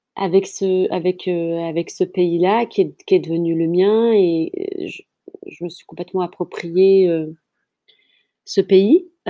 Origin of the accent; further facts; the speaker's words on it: France; also born or lived in Kabylia (ancestry); je suis née euh, en France et euh, toute ma lignée vient d'Algérie et plus particulièrement de Kabylie, la petite Kabylie.